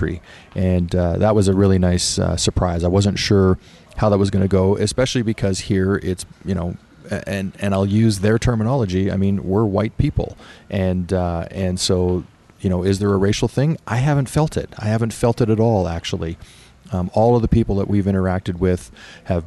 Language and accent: English; Canada; I was born in Canada